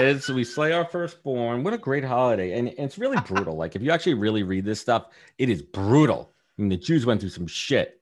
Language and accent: English; New York City, New York, United States; also born or lived in Long Island / Manhattan / Buffalo; born in Brooklyn, Sheepshead Bay